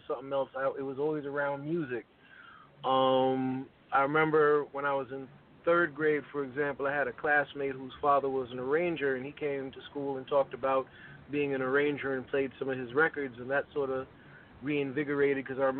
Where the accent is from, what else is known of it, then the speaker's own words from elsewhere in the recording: New York, United States; also born or lived in Mashpee, Massachusetts; I was born in Bronx, New York, and I grew up in both the Bronx and in Mashpee, Massachusetts